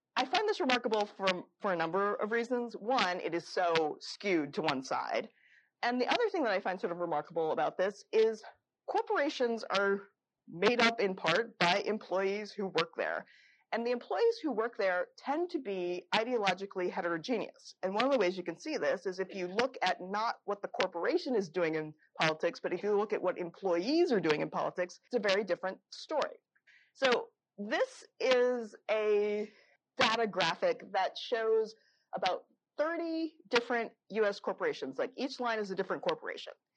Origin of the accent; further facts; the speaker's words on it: Florida, United States; Publix is my local uh, grocery store. I'm from Florida as well